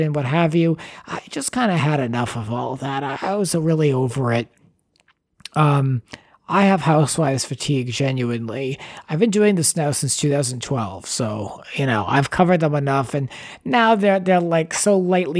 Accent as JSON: {"language": "English", "town": "Cranston", "region": "Rhode Island", "country": "United States", "tie": "born or raised there", "also_born_or_lived": "Los Angeles, California", "moved": "yes", "lives_now": "New York, United States", "said": "I'm an East Coast kid growing up in Cranston, Rhode Island, 02921, now being here in New York."}